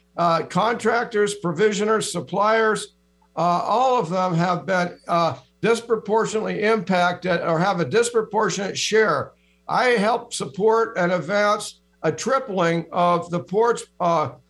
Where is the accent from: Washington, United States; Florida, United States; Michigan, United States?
Washington, United States; Seattle; I'm born and raised in Seattle. I grew up in the Central District. I'm fourth generation a Seattle native